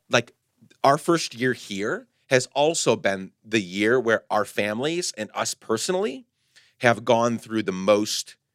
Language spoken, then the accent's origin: English; Guatemala; moved away as an adult; I grew up in Guatemala. I came back in my early 20s.